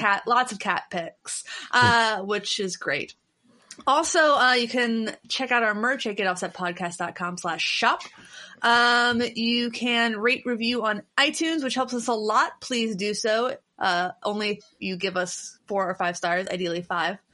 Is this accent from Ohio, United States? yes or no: yes; Cincinnati, Ohio, United States; moved away; I'm from Cincinnati